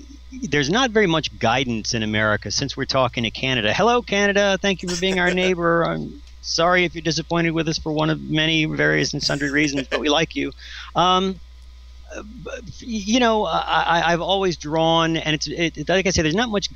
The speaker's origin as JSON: {"language": "English", "town": "Richmond", "region": "Virginia", "country": "United States", "moved": "yes", "said": "I'm from Richmond, Virginia"}